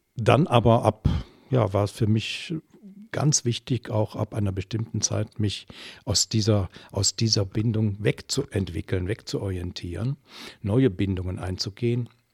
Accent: Germany; moved away as an adult; now in Belgium; ich komme ursprünglich aus der Eifel, die auch an Belgien angrenzt

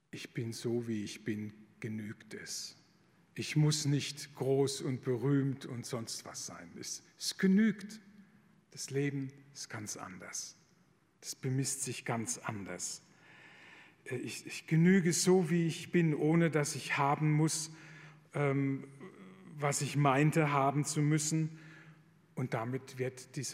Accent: Rhineland-Palatinate, Germany; Ich komme aus der Pfalz, da war die Grenze zu Frankreich nicht weit weg.

